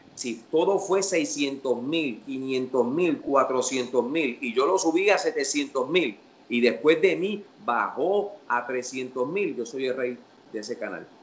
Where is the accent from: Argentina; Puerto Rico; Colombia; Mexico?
Puerto Rico; En Puerto Rico, para la época en la que yo me criaba